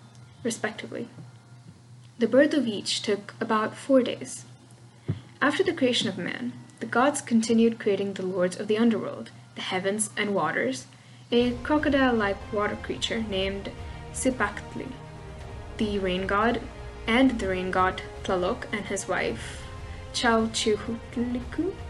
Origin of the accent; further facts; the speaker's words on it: Russia; accent: Russian; if you hear my Russian accent poking through, well, you know, those are just my roots showing